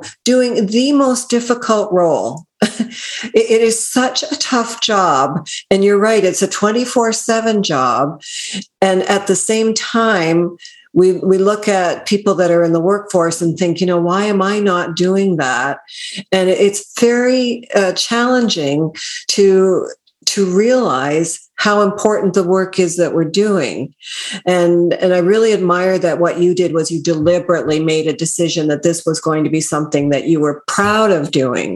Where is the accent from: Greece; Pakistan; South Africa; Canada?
Canada; I'm North American, Canadian